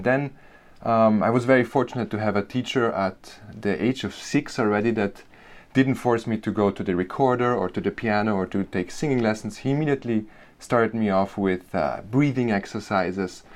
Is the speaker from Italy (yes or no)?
yes; Bolzano, Trentino-Alto Adige, Italy; accent: Germanic; English is a second language; moved away as an adult; also born or lived in New York; I grew up in Bolzano, Italy